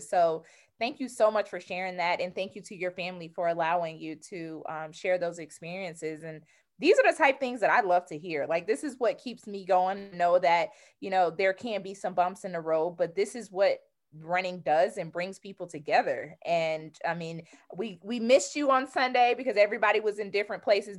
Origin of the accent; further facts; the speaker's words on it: Georgia, United States; I'm from Georgia, so I'm a Southern